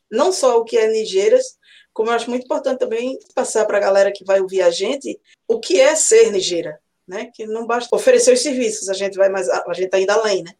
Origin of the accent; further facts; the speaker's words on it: Recife, Pernambuco, Brazil; now in Auckland, New Zealand; sou natural de Recife, Pernambuco. Hoje estou morando na Nova Zelândia, mais precisamente em Auckland